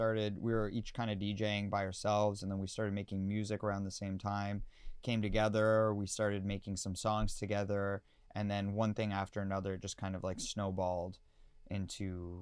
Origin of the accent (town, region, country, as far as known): London, Ontario, Canada